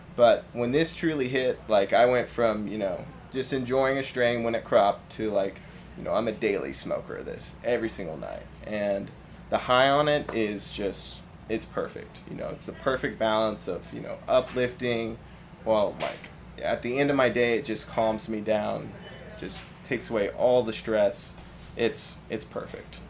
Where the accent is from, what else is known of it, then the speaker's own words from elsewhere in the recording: Claremore, Oklahoma, United States; I grew up in Claremore, Oklahoma.